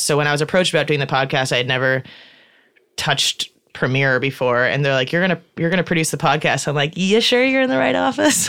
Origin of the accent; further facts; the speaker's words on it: Chicago, Illinois, United States; moved away as an adult; I'm from Chicago and I grew up in a, in a very liberal, open, welcoming family. And so that's what I thought Chicago was